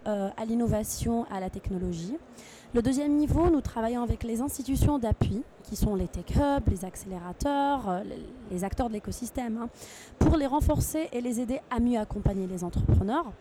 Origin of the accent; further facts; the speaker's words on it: Tunisia; je suis originaire de Tunisie